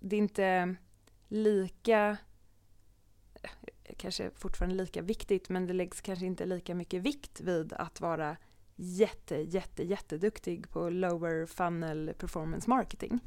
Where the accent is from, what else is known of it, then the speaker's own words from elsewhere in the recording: Sweden; som svensk